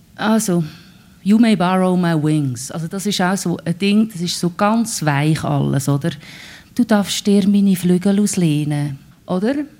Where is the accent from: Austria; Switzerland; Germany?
Switzerland; Lucerne hinterland; accent: Lucerne German; first language Swiss German (Lucerne dialect); ich bin ja im Hinterland von Luzern aufgewachsen